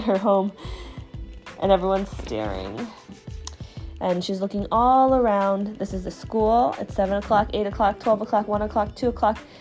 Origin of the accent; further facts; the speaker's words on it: China; I'm from China.